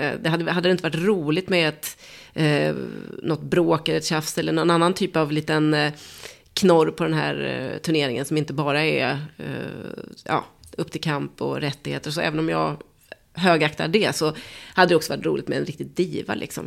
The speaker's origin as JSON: {"language": "Swedish", "country": "Sweden", "said": "som svensk"}